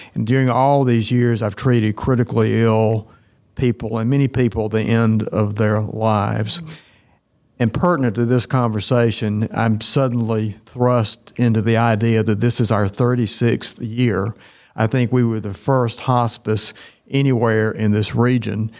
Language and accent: English; Tifton, Georgia, United States; I'm actually from Tifton. I was at Tift County High School